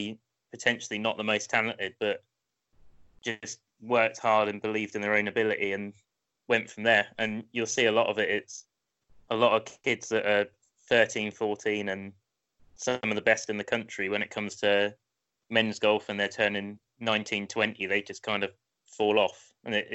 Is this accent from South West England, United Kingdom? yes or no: no; Portsmouth, South East England, United Kingdom; I grew up just outside of Portsmouth